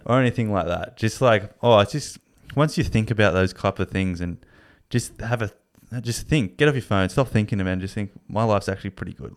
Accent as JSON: {"language": "English", "country": "Australia", "said": "being Australian"}